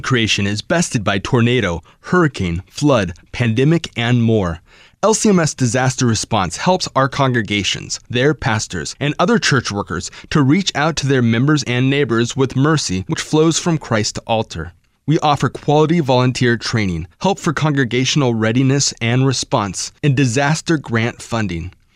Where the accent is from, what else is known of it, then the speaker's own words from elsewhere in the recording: Wilmore, Kentucky, United States; I'm from Wilmore